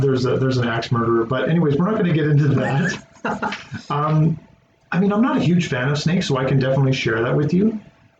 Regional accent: Kamloops, British Columbia, Canada; moved away; I'm originally from the Kamloops area in BC, and I got a lot of family out there

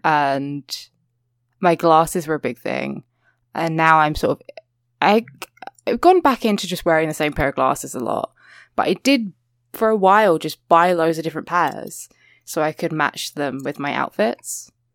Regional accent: England, United Kingdom; accent: English (what people call British); people say, like, British accent and they mean, like, my accent

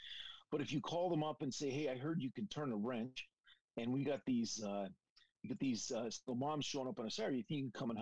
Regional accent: Welland, Ontario, Canada; moved away; my hometown in Canada. If you can imagine that, Welland

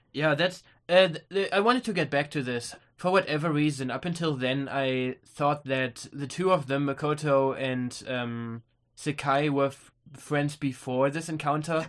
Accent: Germany; we're from Germany

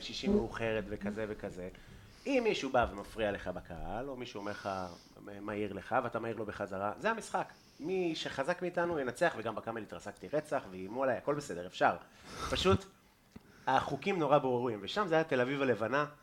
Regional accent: Afula, Northern District, Israel; now in Tel Aviv, Israel; מהילדות שלי, בגבעת המורה

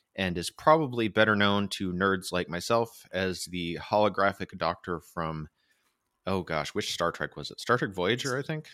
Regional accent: United States; I am American

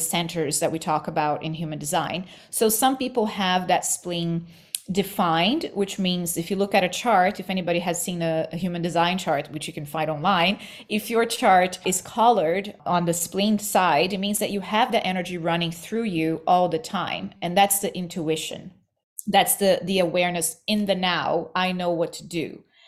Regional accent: Rio de Janeiro, Brazil; moved away as an adult; also born or lived in New York; I was born in Rio, in Brazil, and New York. I moved to New York as a young adult.

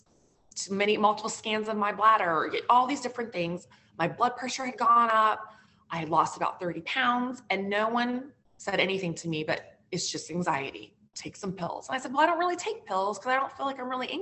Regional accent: the West, United States; moved away as an adult; also born or lived in New York City; now in New Jersey, United States; growing up in the West

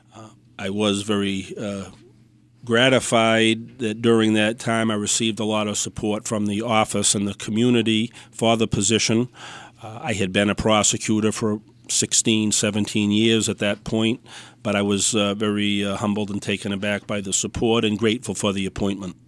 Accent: Dartmouth, Massachusetts, United States; also born or lived in New Bedford, Massachusetts; now in Fall River, United States; I grew up in Dartmouth.

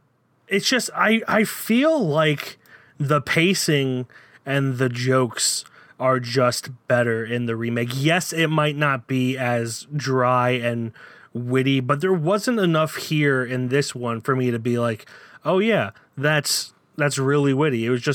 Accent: the area of Mare of Easttown, Pennsylvania, United States; we're from the area, my accent just got thicker reading

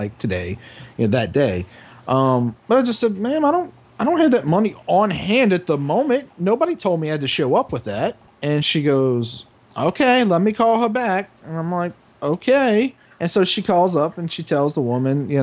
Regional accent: New Orleans, Louisiana, United States; I'm from New Orleans. I speak black just like anybody fucking else in this city

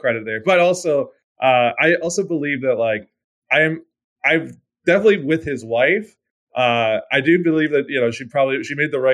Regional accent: Vancouver, British Columbia, Canada; I'm from Vancouver

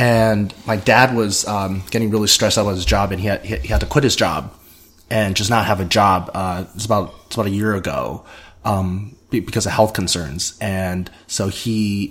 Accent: South Carolina, United States; growing up in South Carolina

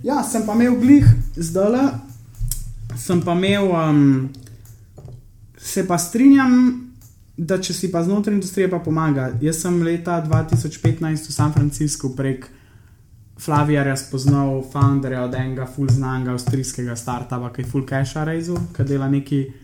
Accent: Slovenia; sem iz Slovenije

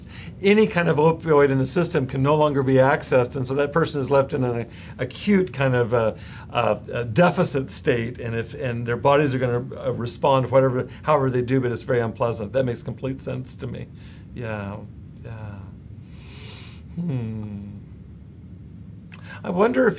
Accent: Central California, United States; I come from Central California

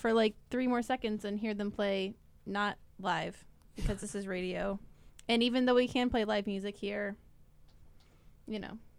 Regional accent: Rock Hill, South Carolina, United States; I'm from Rock Hill, South Carolina, so I'm just below Charlotte, where y'all were.

